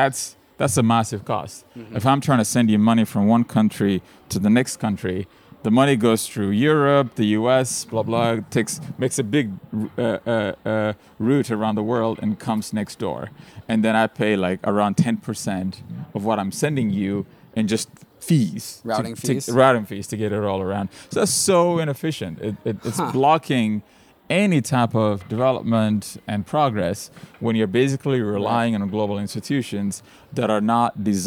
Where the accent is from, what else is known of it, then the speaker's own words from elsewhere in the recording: Ethiopia; English is a second language; When I was growing up in Ethiopia, the internet opened the world to me. I learned most of my English online.